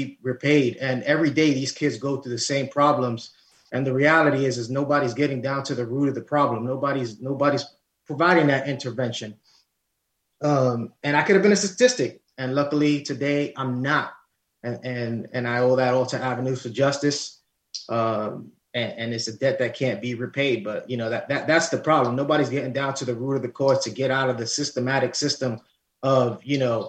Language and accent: English; New York City, New York, United States; I'm Lower East Side, born and bred in Harlem.